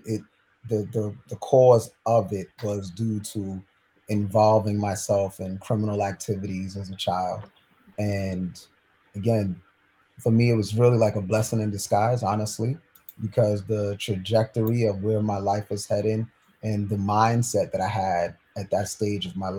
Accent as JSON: {"language": "English", "town": "New York City", "region": "New York", "country": "United States", "tie": "born or raised there", "said": "I grew up in New York City"}